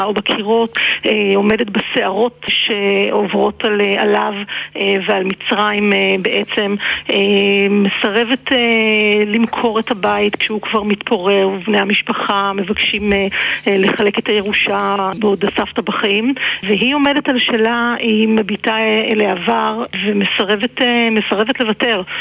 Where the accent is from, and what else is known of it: Israel